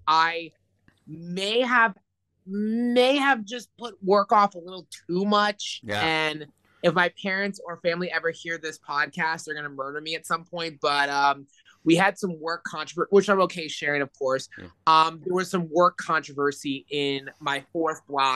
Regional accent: Orlando, Florida, United States; I'm from Orlando, which is more of a urban area, but I live in a northern part of Orlando

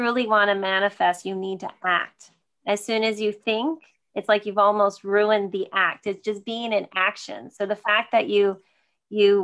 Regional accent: Sparta, New Jersey, United States; I grew up in Sparta, New Jersey, about an hour outside of the city

